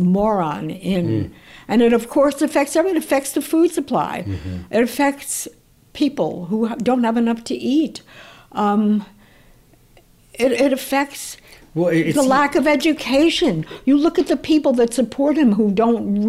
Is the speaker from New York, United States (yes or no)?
yes; New York, United States; also born or lived in Italy; I'm a New Yorker.